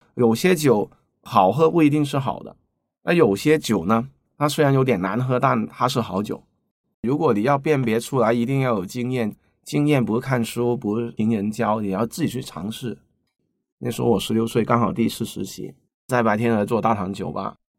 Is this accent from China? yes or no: yes; Guangzhou, Guangdong, China; 我是土生土长的广州人，西关仔，巴三的猪，啊，相对比较年长一点哈